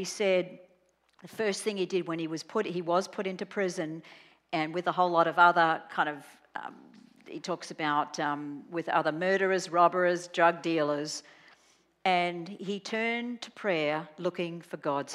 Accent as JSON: {"language": "English", "country": "Australia", "said": "I'm Australian"}